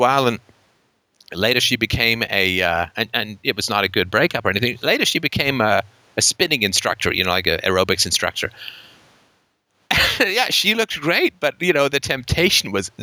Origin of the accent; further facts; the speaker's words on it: United Kingdom; I'm British and grew up with an anxious childhood